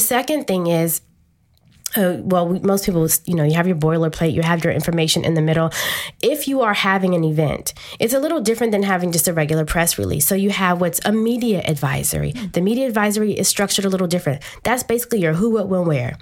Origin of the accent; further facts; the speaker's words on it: Washington, District of Columbia, United States; I'm a native Washingtonian. I grew up in Edgewood and single parent home